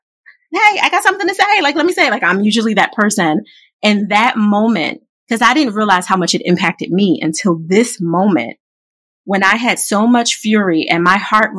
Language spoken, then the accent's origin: English; Philadelphia, Pennsylvania, United States; growing up in Philly